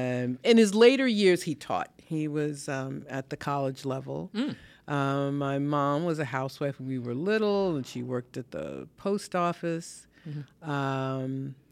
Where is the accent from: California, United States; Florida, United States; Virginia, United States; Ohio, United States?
Ohio, United States; born there; No, my parents are from the Midwest. I was born in Ohio.